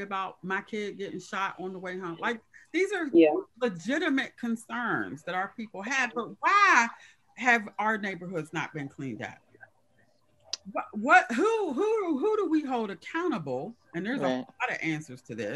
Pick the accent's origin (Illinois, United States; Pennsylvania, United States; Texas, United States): Pennsylvania, United States; Pittsburgh; also born or lived in Hazelwood, Pittsburgh; as a child, grew up in the Hill District, but then as an adult, I moved to Hazelwood